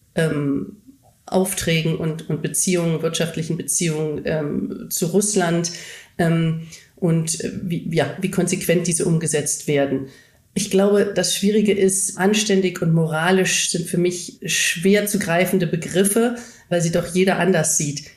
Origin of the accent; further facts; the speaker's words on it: Germany; Deutsche in den klassischen deutschen Unternehmen